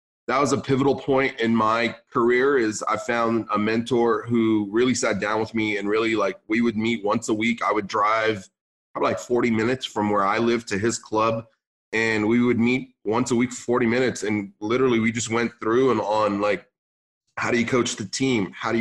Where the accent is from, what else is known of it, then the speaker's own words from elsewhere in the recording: San Luis Obispo, California, United States; English is a second language; also born or lived in Beirut, Lebanon; moved to California, Northern California, more Central California, like San Luis Obispo